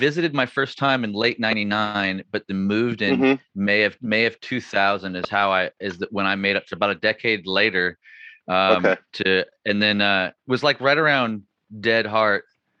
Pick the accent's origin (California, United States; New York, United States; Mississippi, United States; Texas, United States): California, United States; Chico; I'm back home in Chico, California these days. Mm-hmm, and I love my hometown